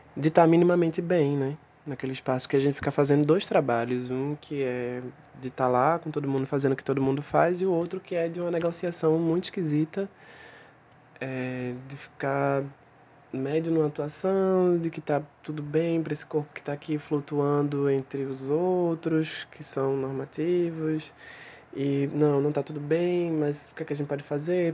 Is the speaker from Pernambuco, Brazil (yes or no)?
yes; Recife, Pernambuco, Brazil; sou de Recife